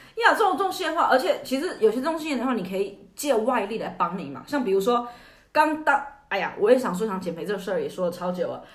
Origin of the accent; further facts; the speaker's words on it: China; 我们中国人